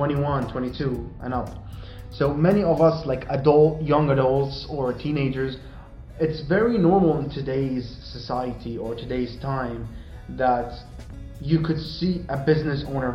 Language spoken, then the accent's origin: English; Sweden; we grew up in Sweden, you were born there, I came there at a very young age.